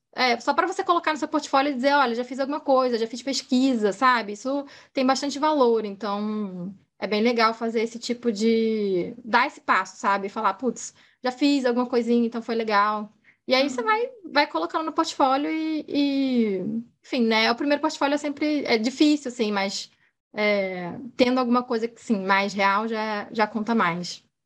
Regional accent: Rio de Janeiro, Brazil; Eu sou carioca, moro no Rio

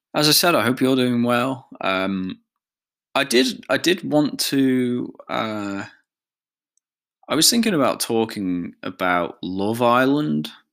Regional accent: Isle of Man; I feel very much like a Manx person, a person of the Isle of Man

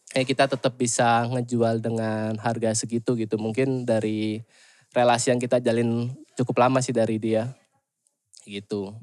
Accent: Surabaya, East Java, Indonesia; moved away as an adult; now in Bandung, Indonesia; Aslinya dari Surabaya

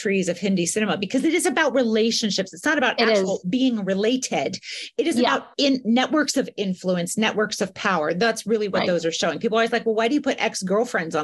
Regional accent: United States; as an American

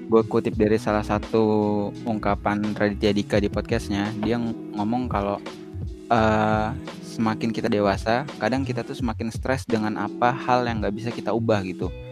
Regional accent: Lampung, Indonesia; benar emang orang Lampung lah bagi nggak apa apa sih gue orang Lampung nih.

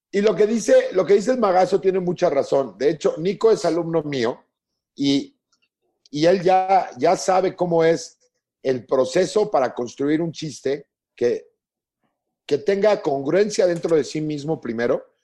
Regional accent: Mexico; los mexicanos nos morimos de risa hasta de la muerte

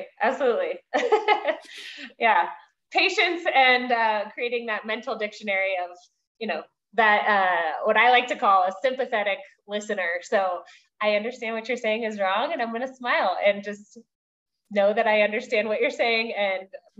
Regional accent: Washington, D.C. area, United States; And for instance, where I grew up outside of Washington, D.C., it's a major metropolitan area. We had families from all over the world.

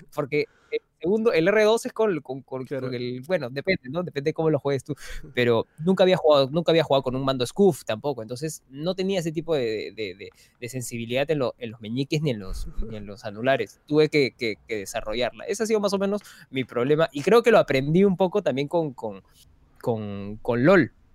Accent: Peru

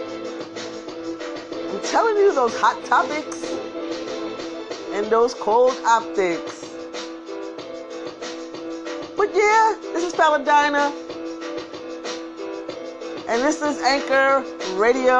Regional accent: New York City, New York, United States; I'm from Brooklyn too. We don't say our K's

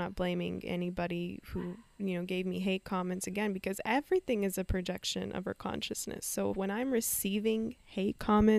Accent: Canada; I was raised in Canada and all in peace.

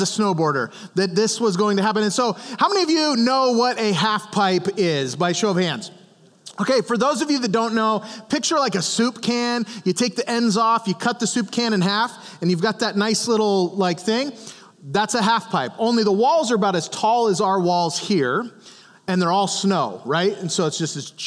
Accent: Montana, United States; now in Goshen, United States; I grew up in Montana

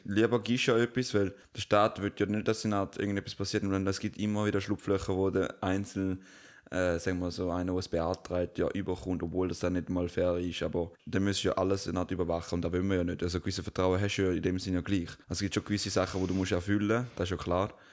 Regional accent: Switzerland

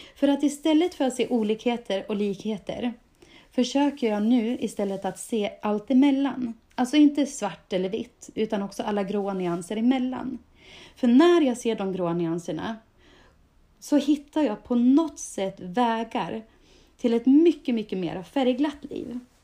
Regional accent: Dalarna County, Sweden; min etikett som jag gärna bär med mig med stolthet som Dalkulla

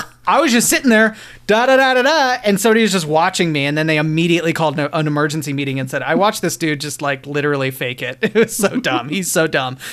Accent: Lafayette, Colorado, United States; I worked at the local video shop in Lafayette where I grew up outside of Boulder

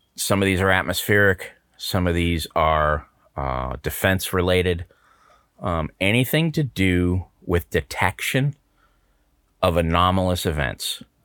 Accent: United States; as an American citizen, I'm gonna say this, you know, I'm a true blue, red, white, and blue

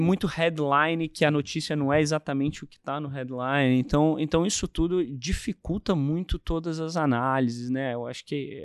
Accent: Brasília, Federal District, Brazil; eu sou de Brasília

